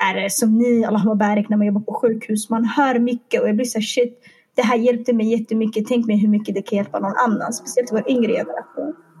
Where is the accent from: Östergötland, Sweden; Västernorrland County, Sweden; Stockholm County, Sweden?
Stockholm County, Sweden; Stockholm; jag är från Stockholm